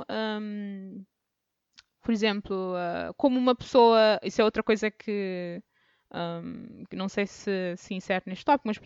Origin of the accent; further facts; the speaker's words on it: Cape Verde; moved away; eu vim da África, ou porque eu sou uhum. cabo-verdiana